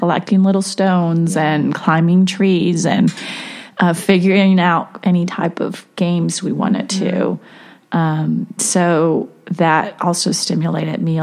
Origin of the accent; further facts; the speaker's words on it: Mexico; moved away; I grew up in Mexico, and the culture in schools, it's changed now, but back then, it really wasn't as it is here